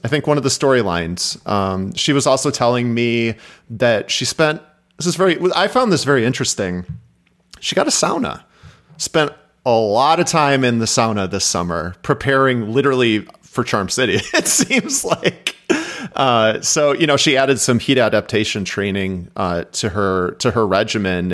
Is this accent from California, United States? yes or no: no; Chicago, Illinois, United States; We're from Chicago. Two brothers, you know, from the suburbs